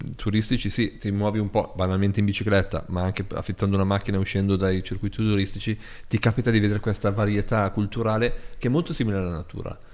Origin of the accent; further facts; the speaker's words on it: Borgosesia, Piedmont, Italy; sono nato a Borgo Sese